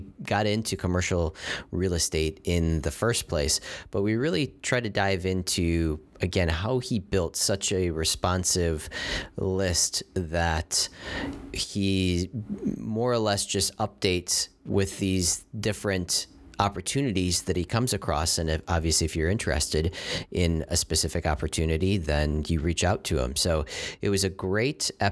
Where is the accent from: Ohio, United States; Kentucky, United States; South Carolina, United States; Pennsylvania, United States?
Ohio, United States; I'm an Ohio guy myself